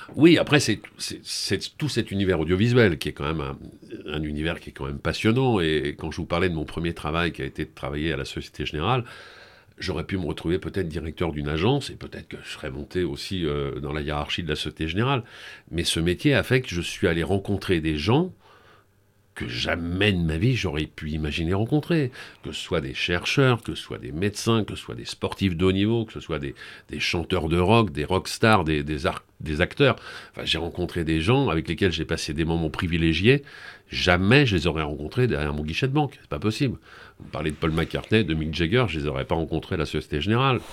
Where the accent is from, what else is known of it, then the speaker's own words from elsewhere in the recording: Paris region, Île-de-France, France; moved away; also born or lived in Brittany; je suis né en Bretagne, mais après j'ai vécu mon adolescence et, une grande partie de mon enfance au Muron, en région parisienne